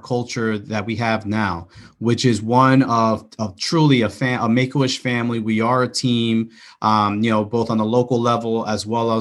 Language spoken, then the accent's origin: English; New York City, New York, United States; I'm from the Bronx